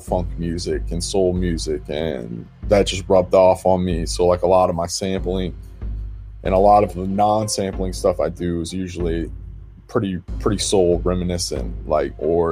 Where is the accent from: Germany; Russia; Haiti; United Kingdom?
Russia; Moscow; also born or lived in Kansas / Detroit / Virginia; now in Boston, United States; I grew up in Russia, Moscow, Russia, and I started making music when I was 16